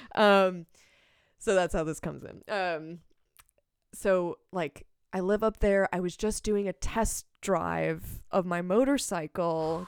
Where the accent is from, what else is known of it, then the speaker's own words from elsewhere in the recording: Palmyra, Wisconsin, United States; now in Madison, United States; I grew up in Palmyra, uh, Wisconsin, which is, um, like, population sixteen hundred